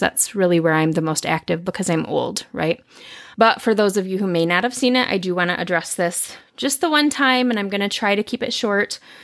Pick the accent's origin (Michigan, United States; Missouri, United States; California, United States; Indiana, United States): Michigan, United States; Lansing; I'm from Lansing. I wanted to keep it in Lansing.